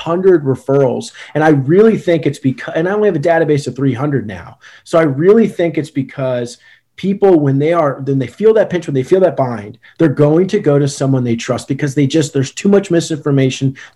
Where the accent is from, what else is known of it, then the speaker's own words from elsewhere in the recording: Richmond, Virginia, United States; moved away as an adult; now in Newport News, United States; I'm from Richmond, Virginia originally, and went back home